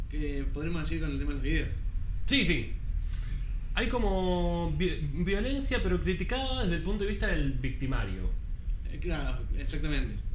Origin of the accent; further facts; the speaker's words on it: Córdoba, Argentina; Sí, sí, probablemente yo. soy cordobés. Soy cordobés, así que.